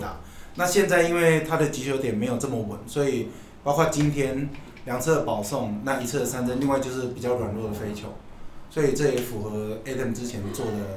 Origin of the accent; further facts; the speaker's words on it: southern Taiwan, Taiwan; 我们小时候在南部，对。所以南部家里有这种翁来